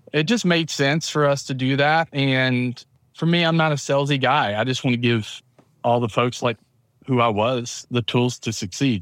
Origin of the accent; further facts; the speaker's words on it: town north of Atlanta, Georgia, United States; accent: southern; grew up in the South, in Georgia, uh, town north of Atlanta